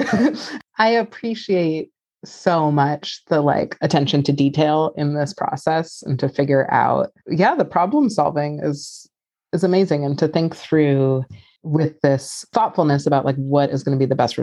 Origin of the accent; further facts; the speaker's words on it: New York City, New York, United States; I grew up in New York City